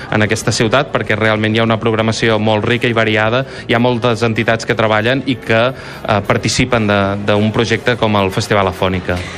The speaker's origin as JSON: {"language": "Catalan", "town": "Banyoles", "region": "Catalonia", "country": "Spain", "said": "nosaltres que som de Banyoles"}